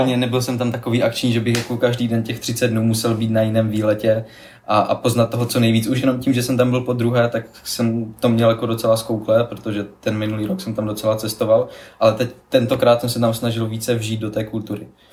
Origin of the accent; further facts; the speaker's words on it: Ostrava, Moravian-Silesian Region, Czechia; jako jsem z Ostravy